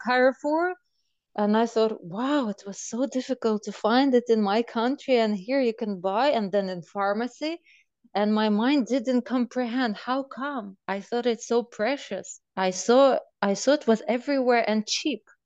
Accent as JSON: {"language": "English", "country": "Belarus", "tie": "born or raised there", "moved": "yes", "said": "I grew up in Belarus"}